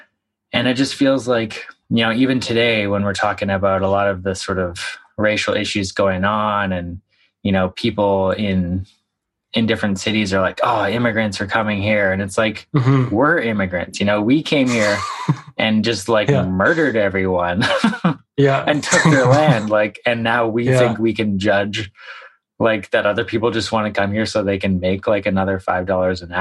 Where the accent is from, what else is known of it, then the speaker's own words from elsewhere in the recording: Victoria, British Columbia, Canada; also born or lived in Vancouver; I grew up in Victoria